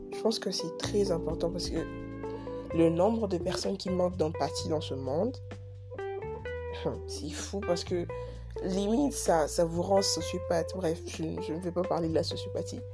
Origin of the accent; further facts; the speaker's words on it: DR Congo; now in Kinshasa, Democratic Republic of the Congo; je suis Congolais, je suis à Kinshasa